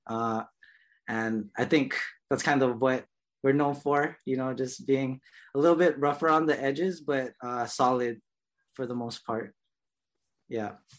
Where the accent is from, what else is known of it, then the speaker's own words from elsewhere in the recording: Honolulu, Hawaii, United States; I was born and raised in Kalihi um, here on Oahu.